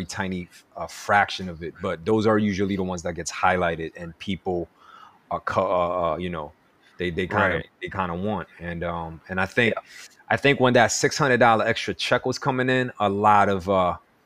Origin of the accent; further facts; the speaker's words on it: New York, United States; growing up in New York